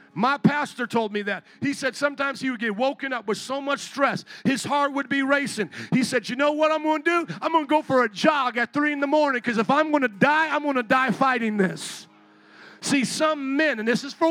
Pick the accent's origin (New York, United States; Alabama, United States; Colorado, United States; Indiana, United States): Indiana, United States; I'm from Indiana